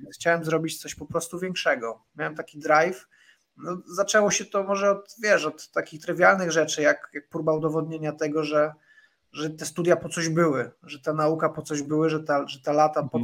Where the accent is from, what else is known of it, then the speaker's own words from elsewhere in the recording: Radomyśl Wielki, Subcarpathian Voivodeship, Poland; moved away; zwykła polska rodzina gdzieś z Podkarpacia, z bardzo małej miejscowości. Nie powiem wsi, bo bym obraził osoby, które tam mieszkają. mamy prawa miejskie w Radomyślu Wielkim